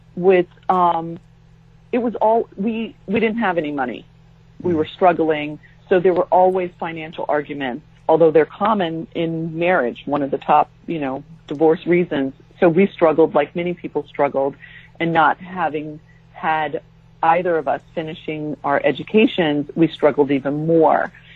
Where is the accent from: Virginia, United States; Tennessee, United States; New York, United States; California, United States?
California, United States; San Diego; moved away as an adult; also born or lived in Japan / Jacksonville, Florida; we moved from San Diego, um, where we had both grown up, to um, Japan